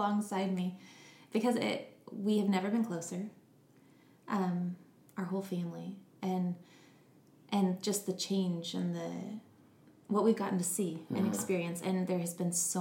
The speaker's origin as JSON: {"language": "English", "town": "Bend", "region": "Oregon", "country": "United States", "tie": "born or raised there", "said": "growing up, I grew up in Bend, Oregon"}